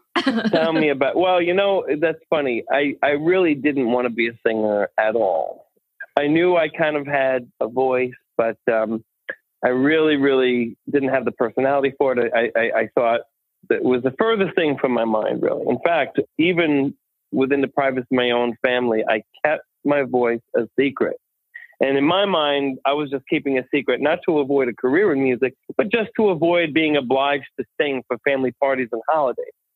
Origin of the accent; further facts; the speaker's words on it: Holbrook, New York, United States; I grew up uh, actually in Holbrook, Long Island